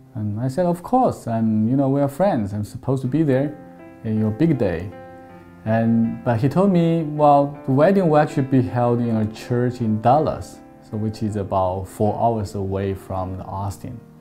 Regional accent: China; moved away as an adult; now in Manhattan Beach, United States; I grew up in China

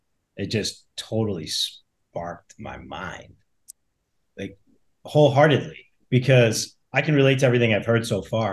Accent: Boston, Massachusetts, United States; now in Fort Lauderdale, United States; I am 46 years old. I live down in Fort Lauderdale, Florida area. Originally from Boston.

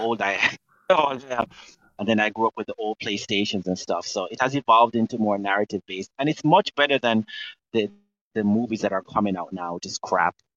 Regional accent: Jamaica; now in United States; I'm Jamaican

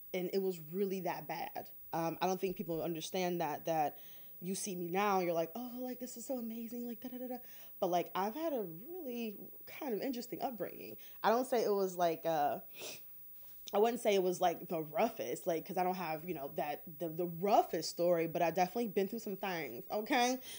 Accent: Detroit, Michigan, United States; I grew up in Detroit

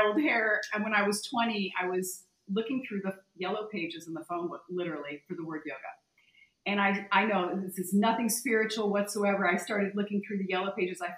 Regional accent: Connecticut, United States; moved away as an adult; also born or lived in Malibu, California; I was born and raised in Connecticut

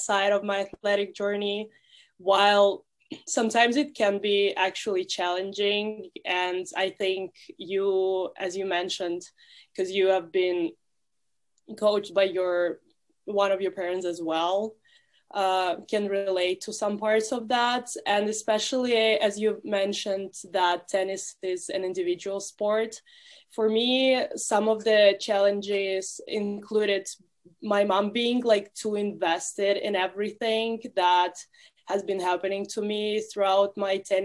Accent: Russia; now in United States; I'm from Russia

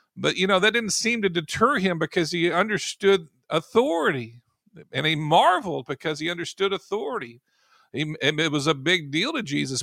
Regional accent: United States; I'm in America, you know, if I'm gonna say I'm, I'm an American, I was born here

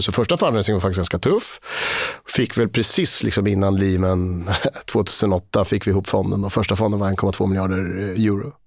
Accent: Linköping, Östergötland, Sweden; also born or lived in Switzerland; jag är eh, född och uppvuxen i Linköping

